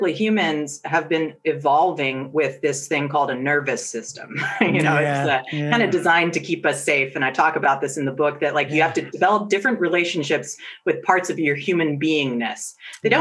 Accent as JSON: {"language": "English", "area": "Silicon Valley", "region": "California", "country": "United States", "tie": "born or raised there", "said": "I grew up in Silicon Valley"}